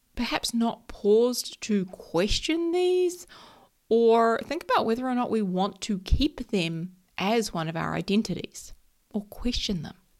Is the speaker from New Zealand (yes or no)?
yes; New Zealand; I am a Kiwi. So if anyone who doesn't know, that just means a New Zealander. We call ourselves Kiwis